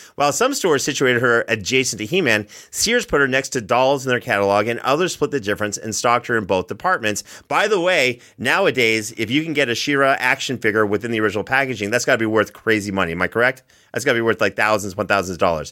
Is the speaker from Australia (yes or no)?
no; Canada; I'm Canadian